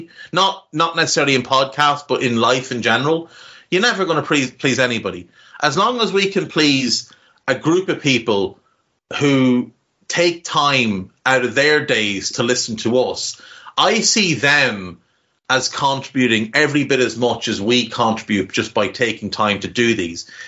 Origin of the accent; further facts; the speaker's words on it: Navan, Leinster, Ireland; accent: Navan; horrible, scummy Navan accent